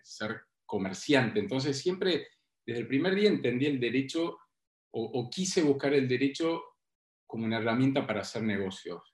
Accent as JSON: {"language": "Spanish", "region": "Tucumán", "country": "Argentina", "moved": "as an adult", "lives_now": "Buenos Aires, Argentina", "said": "cuando yo me fui de Tucumán"}